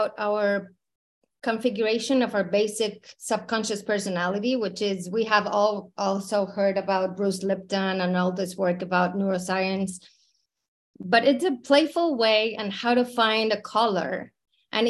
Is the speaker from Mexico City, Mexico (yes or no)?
yes; Mexico City, Mexico; moved away as an adult; I was born in Mexico City, born and raised in Mexico.